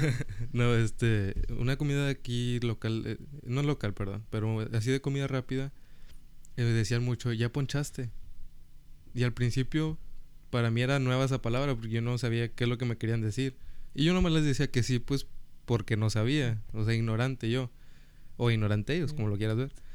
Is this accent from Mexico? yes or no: yes; Mexico; now in Rio Grande Valley, United States; yo pues estudié en México 14 años